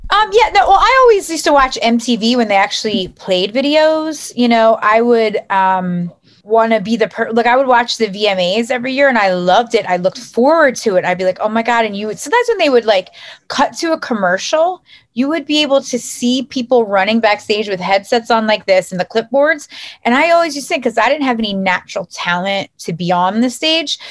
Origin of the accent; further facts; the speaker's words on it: United States; also born or lived in South Jersey / North Jersey; now in New Jersey, United States; I grew up right outside of Philly.